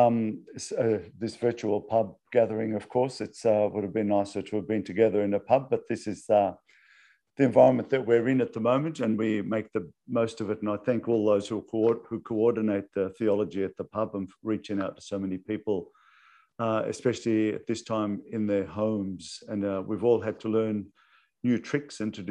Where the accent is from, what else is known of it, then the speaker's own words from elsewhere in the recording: Sydney, New South Wales, Australia; also born or lived in Lebanon; now in Melbourne, Australia; Although I was born in Lebanon and we migrated, I was a young child, to Sydney